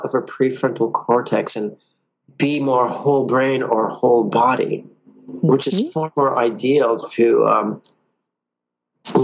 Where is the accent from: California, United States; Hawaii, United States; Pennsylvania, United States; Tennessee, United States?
California, United States; Southern; also born or lived in San Francisco; I was born born in San Francisco, but raised in Southern California since I was about, three or four